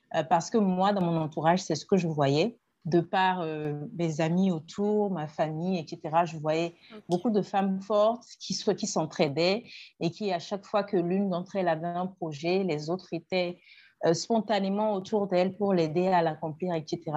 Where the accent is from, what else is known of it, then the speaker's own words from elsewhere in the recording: Togo; Je suis togolaise. Je, vis au Togo